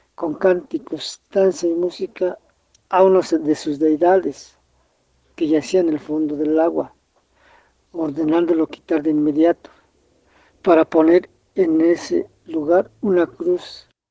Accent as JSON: {"language": "Spanish", "region": "Mexico City", "country": "Mexico", "tie": "born or raised there", "said": "Aquí en mi pueblo originario"}